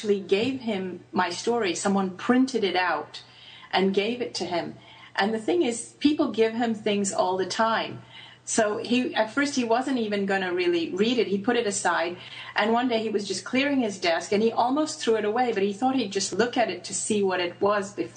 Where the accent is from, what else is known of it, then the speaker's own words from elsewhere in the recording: Hong Kong; I grew up in Hong Kong and went to a British school, but my parents are Indian